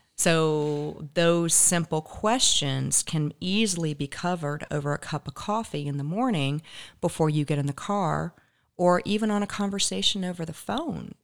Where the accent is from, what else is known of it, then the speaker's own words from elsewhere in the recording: Raleigh, North Carolina, United States; moved away as an adult; also born or lived in Charlotte, North Carolina; now in Naples, United States; I grew up in the Raleigh, Durham area